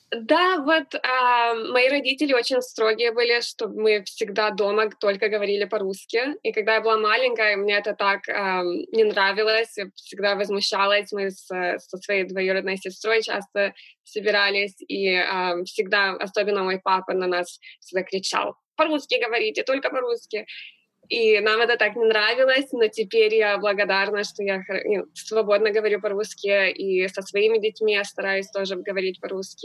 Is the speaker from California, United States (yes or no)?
yes; Los Angeles, California, United States; also born or lived in Moscow; now in Houston, United States; Я вообще родилась в Москве, так что я, может быть, знаю, что такое настоящая зима, но я выросла всю жизнь в Лос-Анджелесе